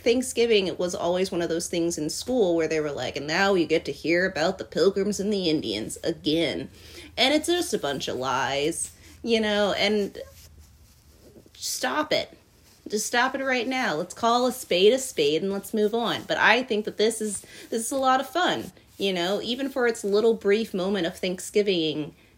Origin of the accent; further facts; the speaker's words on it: Virginia, United States; I grew up in Virginia